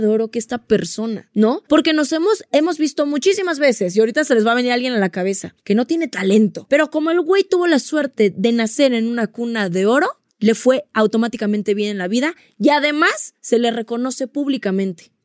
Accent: Mexico; nos pasa mucho como mexicanos

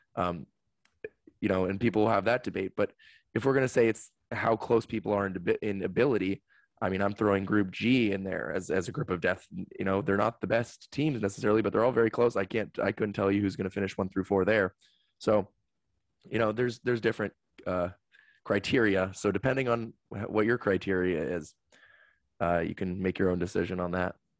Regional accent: United States; as an American

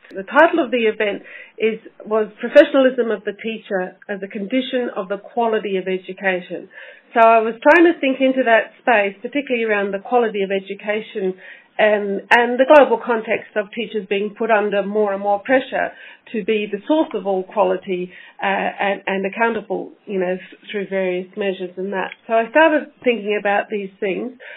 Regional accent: Australia; moved away as an adult; now in Scotland, United Kingdom; I'm an Australian, uh, so coming to Scotland was again another adventure for me

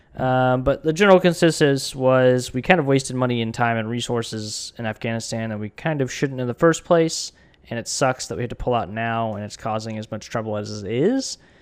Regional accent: United States; I'm an American citizen

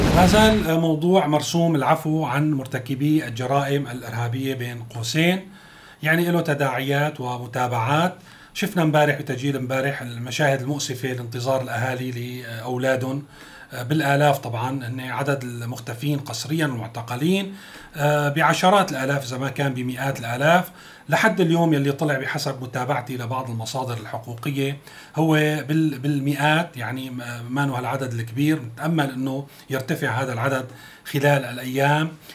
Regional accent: Syria; نحن بنتمناه كسوريين

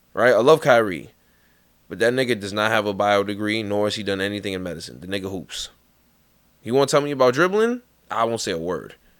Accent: New York, United States; accent: New York; my New York accent

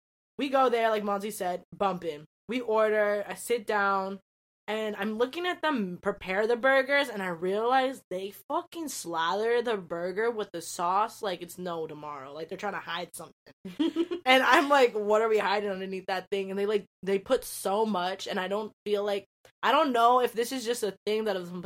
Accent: United States; no matter what country I go to, I'm American at heart

